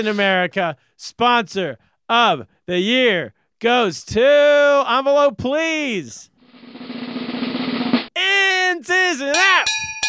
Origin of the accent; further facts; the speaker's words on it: Northern California, United States; I'm from Northern California.